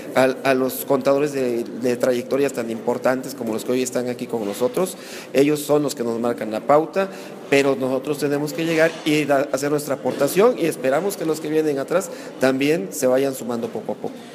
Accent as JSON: {"language": "Spanish", "country": "Mexico"}